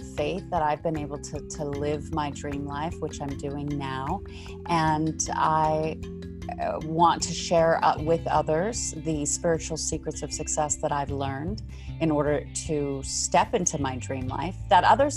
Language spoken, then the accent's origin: English; South Africa; now in Beverly Hills, United States; So I'm actually originally from South Africa, but I do live in the United States, currently in Beverly Hills, California, or Los Angeles.